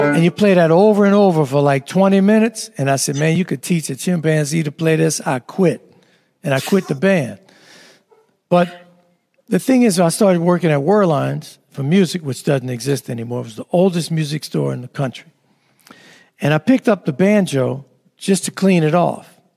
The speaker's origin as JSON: {"language": "English", "town": "New Orleans", "region": "Louisiana", "country": "United States", "tie": "born or raised there", "said": "growing up in New Orleans"}